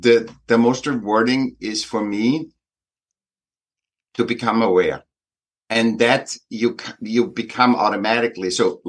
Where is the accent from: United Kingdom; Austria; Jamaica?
Austria; Vienna; Yeah, I'm from Vienna, from Austria.